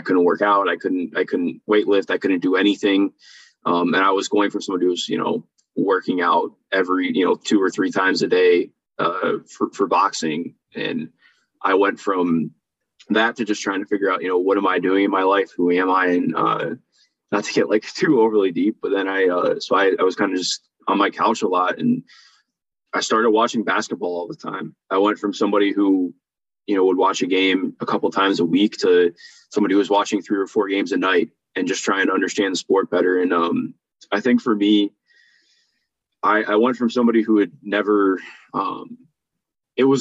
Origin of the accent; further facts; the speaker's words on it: Cleveland, Ohio, United States; I grew up in Cleveland